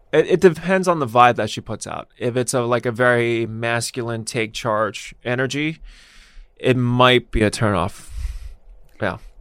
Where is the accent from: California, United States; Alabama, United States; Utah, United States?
California, United States; Los Angeles; I grew up here